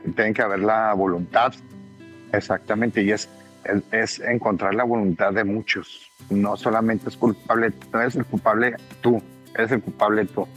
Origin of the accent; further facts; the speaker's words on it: Mexico; como mexicano